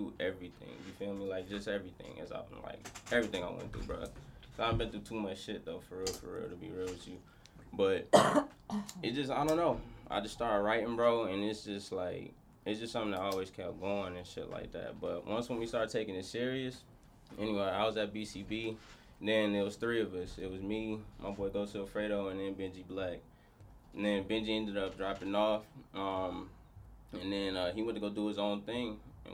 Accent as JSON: {"language": "English", "town": "Ypsilanti", "region": "Michigan", "country": "United States", "moved": "yes", "lives_now": "Arizona, United States", "said": "I'm from Michigan"}